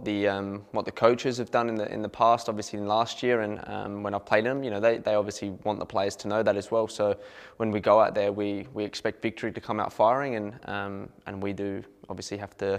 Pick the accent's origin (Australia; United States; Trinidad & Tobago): Australia; Adelaide, South Australia; Growing up in Adelaide, that was the game as a kid you always wanted to go to as well